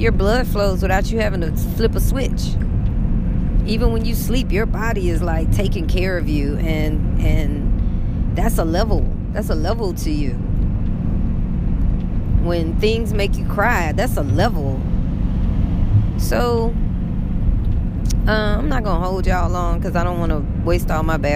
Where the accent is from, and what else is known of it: United States